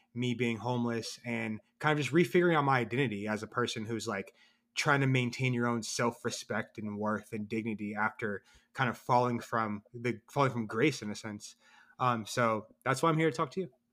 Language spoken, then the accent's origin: English; Columbus, Ohio, United States; also born or lived in North Carolina; I'm a writer from Columbus, Ohio. I was born and raised here.